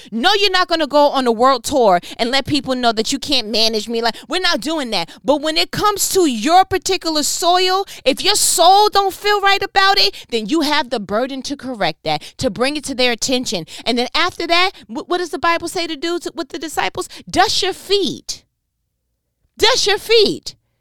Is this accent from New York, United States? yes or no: yes; New York, United States; I'm from New York. where I am one thousand percent fluid in body language and sarcasm